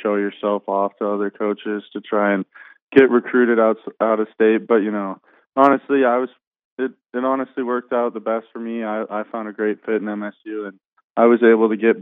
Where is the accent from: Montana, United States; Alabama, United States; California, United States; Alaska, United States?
Montana, United States; Bozeman; stay in my hometown where I played high school football and my parents